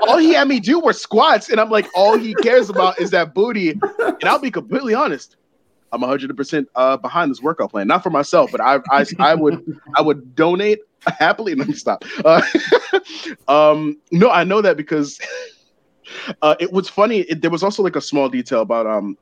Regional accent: Baltimore, Maryland, United States; since I grew up in Baltimore

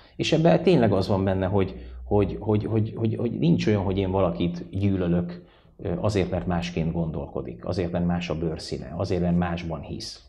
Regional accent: Székesfehérvár, Fejér, Hungary; moved away; én Fehérváron nőttem föl

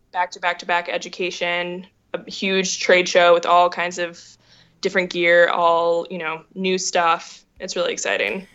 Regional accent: Minneapolis, Minnesota, United States; moved away as an adult; also born or lived in Indiana; I grew up in Minneapolis um, in a journalist family.

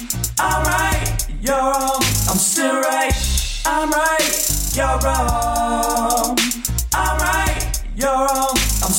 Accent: Los Angeles, California, United States; born or raised there; also born or lived in Chicago

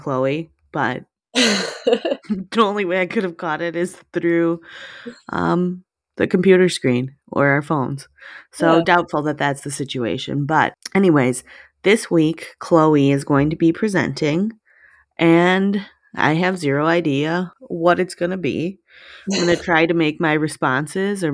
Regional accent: northern Wisconsin, United States; northern Wisconsin

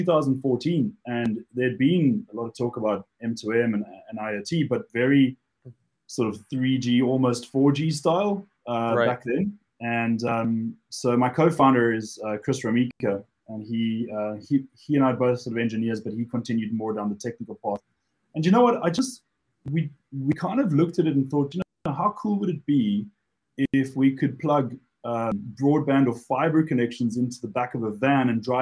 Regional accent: Cape Town, Western Cape, South Africa; moved away as an adult; now in United Kingdom; those of you who picked up the accent, I'm originally from Cape Town, South Africa. But I've been now in the UK almost 15 years

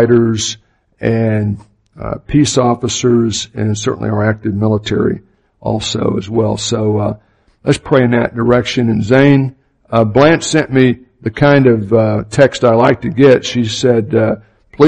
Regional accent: Opa-locka, Florida, United States; I grew up in Opa-locka, Florida, which is a suburb of Miami

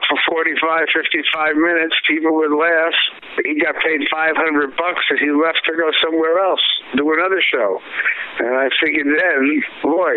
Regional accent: New York City, New York, United States; I'm a New York kid. I grew up in the Bronx, a mile from Yankee Stadium

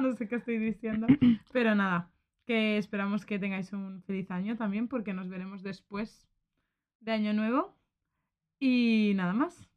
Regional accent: Valencian-speaking town, Valencian Community, Spain; como se dice en mi pueblo

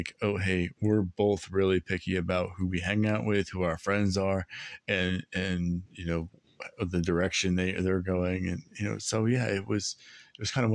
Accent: Allentown, Pennsylvania, United States; And I grew up in Allentown. And on the east side of Allentown

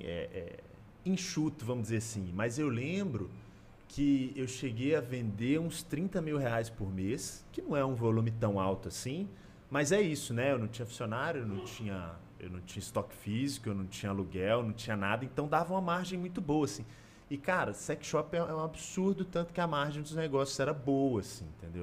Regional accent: Belo Horizonte, Minas Gerais, Brazil; moved away as an adult; now in São Paulo, Brazil; Eu sou daqui de BH

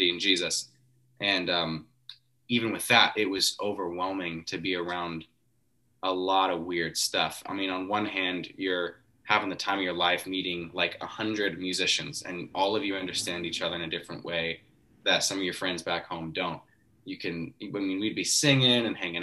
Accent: Coeur d'Alene, Idaho, United States; I'm from Coeur d'Alene

